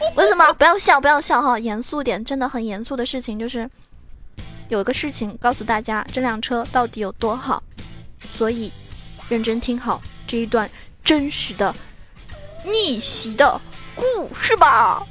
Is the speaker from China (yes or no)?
yes; Zhejiang, China; also born or lived in Shanghai; 我从上海搬回浙江